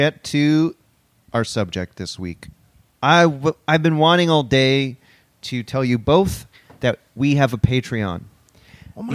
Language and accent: English; Orangeville, Ontario, Canada; I grew up in Orangeville. And everybody fucking talks like